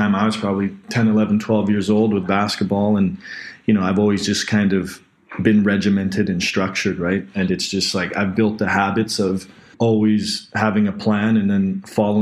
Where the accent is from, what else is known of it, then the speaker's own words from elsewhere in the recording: North Vancouver, British Columbia, Canada; I grew up in North Vancouver